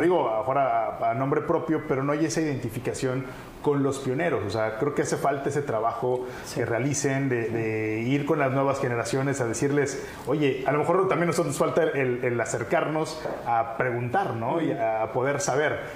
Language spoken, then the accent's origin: Spanish; Cancún, Quintana Roo, Mexico; nací en Cancún